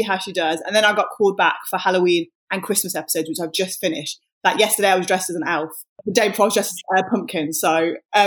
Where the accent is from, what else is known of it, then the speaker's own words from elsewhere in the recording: Wolverhampton, West Midlands, United Kingdom; I'm from Wolverhampton, and I am a radio and TV presenter